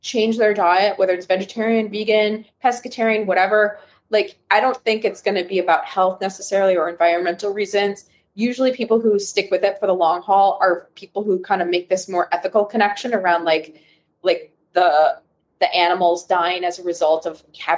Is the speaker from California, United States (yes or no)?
no; Wisconsin, United States; born or raised there